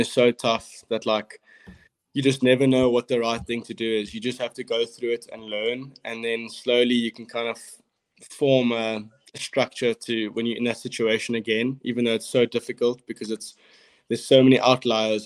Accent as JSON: {"language": "English", "town": "Cape Town", "region": "Western Cape", "country": "South Africa", "tie": "born or raised there", "said": "I grew up in Cape Town"}